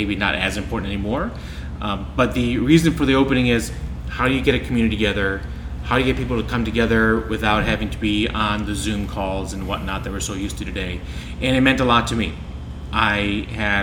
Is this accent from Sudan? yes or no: no; Iceland; now in Solon, United States; I grew up in Iceland